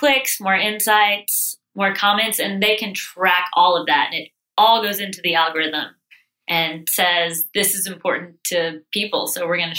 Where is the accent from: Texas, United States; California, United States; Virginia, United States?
Texas, United States; Sugar Land; moved away as an adult; now in Charleston, United States; So I'm from Texas. Okay. I grew up in Sugarland and now my parents live on our ranch. We come from ranchers.